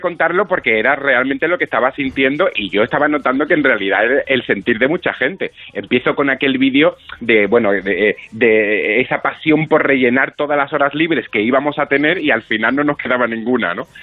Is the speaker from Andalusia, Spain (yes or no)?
yes; Málaga, Andalusia, Spain; Yo soy malagueño de, de nacimiento y sí, trabajo aquí en un par de compañías de teatro